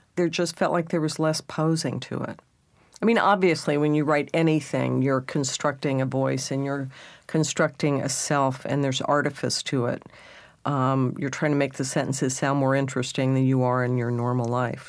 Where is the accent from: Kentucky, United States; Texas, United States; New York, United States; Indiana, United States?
Texas, United States; being a Texan and then a redneck